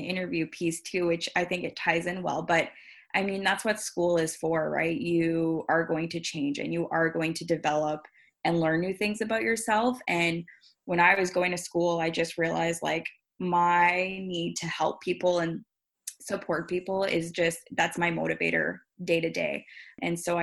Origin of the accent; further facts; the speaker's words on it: Timmins, Ontario, Canada; moved away as an adult; also born or lived in Ottawa / Toronto; now in Niagara, Canada; I'm originally from Timmins, Ontario, shout out to the north